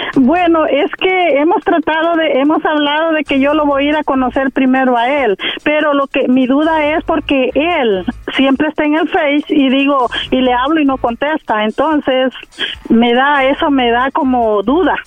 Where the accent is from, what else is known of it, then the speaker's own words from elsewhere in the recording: El Salvador; accent: centroamericano; Soy salvadoreña